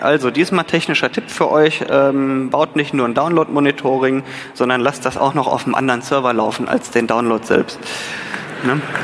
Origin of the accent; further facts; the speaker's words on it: North Rhine-Westphalia, Germany; Ich bin Rheinländer